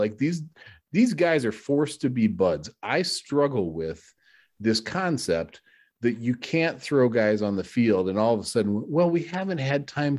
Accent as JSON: {"language": "English", "town": "Chicago", "region": "Illinois", "country": "United States", "tie": "born or raised there", "said": "I grew up in Chicago during the 90s Bulls era"}